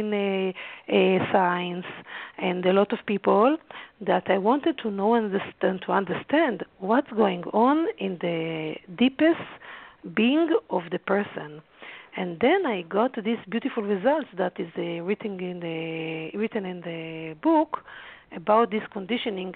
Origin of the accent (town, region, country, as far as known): Haifa, Haifa District, Israel; born or raised there